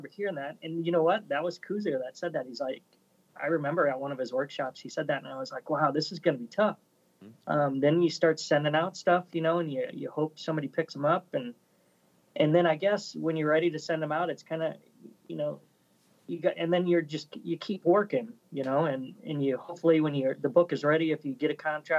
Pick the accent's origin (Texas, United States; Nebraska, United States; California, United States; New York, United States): Nebraska, United States; Omaha; I grew up in Omaha in the 80s.